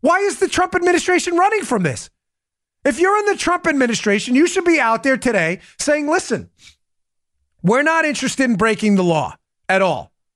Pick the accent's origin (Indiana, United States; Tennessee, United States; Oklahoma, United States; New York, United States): New York, United States; moved away; I'm from New York